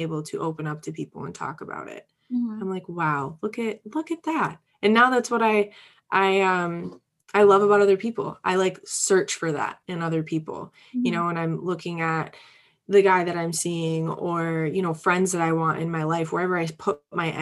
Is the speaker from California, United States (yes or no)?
no; Upper Peninsula of Michigan, United States; moved away as an adult; I'm from a very small rural place, the Upper Peninsula of Michigan.